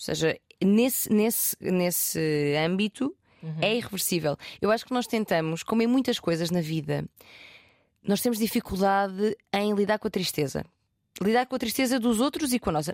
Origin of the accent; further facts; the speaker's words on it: Portugal; sou português e o meu inglês é meio merda